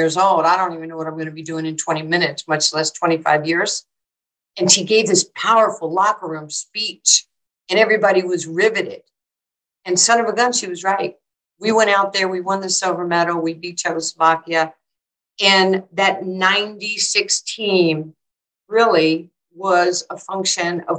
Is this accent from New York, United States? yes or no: yes; New York, United States; I was from New York and this is like how I talk